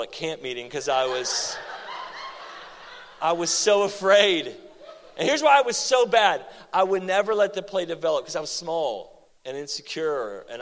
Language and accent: English; Oklahoma, United States; also born or lived in Seattle, Washington; now in Texas, United States; I moved from Seattle back to Oklahoma